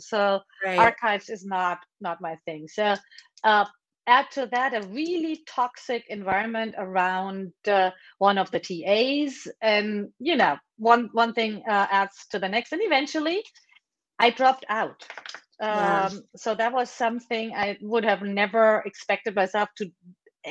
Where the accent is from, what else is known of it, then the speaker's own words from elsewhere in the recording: Germany; moved away as an adult; now in United States; I was born and raised in Germany